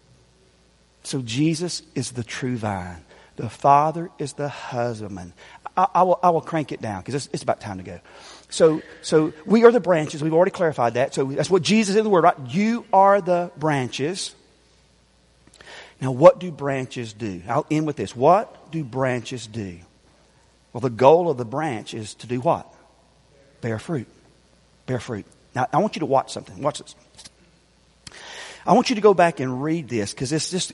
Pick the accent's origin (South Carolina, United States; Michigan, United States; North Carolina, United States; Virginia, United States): South Carolina, United States; Greer; I told y'all last night I'm from Greer. But I wasn't completely honest. Where I grew up is actually called Sunnyside